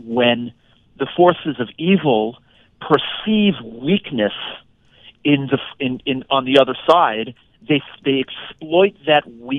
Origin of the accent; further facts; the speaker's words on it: New York, United States; So I am a fifth-generation American on my dad's side, okay. Five generations, born and raised in New York over the last 100-plus years.